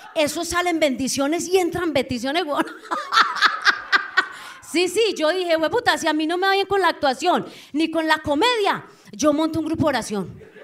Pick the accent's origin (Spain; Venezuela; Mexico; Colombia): Colombia; Anorí, Antioquia; moved away; yo vengo de un pueblo, yo soy de Anorí, nordeste Antioquia